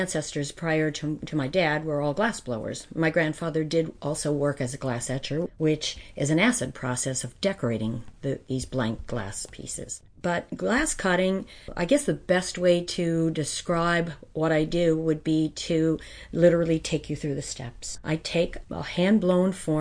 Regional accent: White Mills, Pennsylvania, United States; I grew up in White Mills

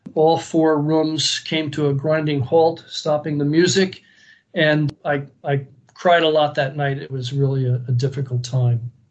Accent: United States; I was American, you know, I was a re- real American to them.

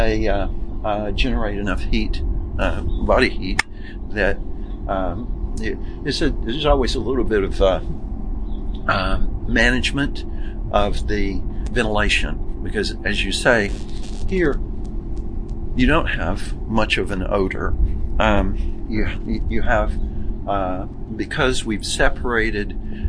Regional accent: Arkansas, United States; moved away as an adult; also born or lived in Ohio / Georgia / Syracuse, New York; now in New York, United States; I'm from Arkansas

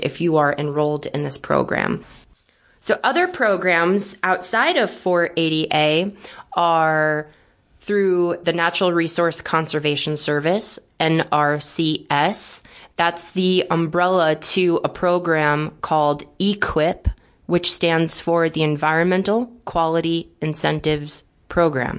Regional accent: Brooklyn, New York, United States; also born or lived in Syracuse, New York; I'm originally from Brooklyn, New York, which is where my family grew up

